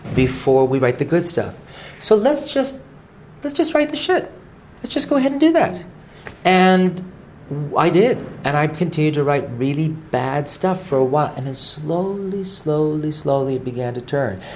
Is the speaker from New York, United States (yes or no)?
no; Honolulu, Hawaii, United States; I was born in Honolulu. So I was born on a rock in the middle of the Pacific Ocean